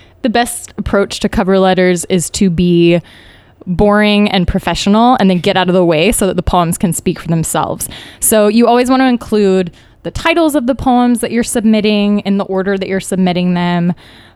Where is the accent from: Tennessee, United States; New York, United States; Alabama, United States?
Alabama, United States; I was born and raised in Alabama